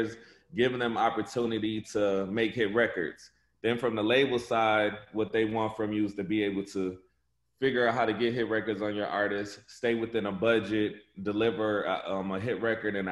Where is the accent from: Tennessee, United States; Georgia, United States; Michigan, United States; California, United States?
Michigan, United States; Flint; I'm from Flint, Michigan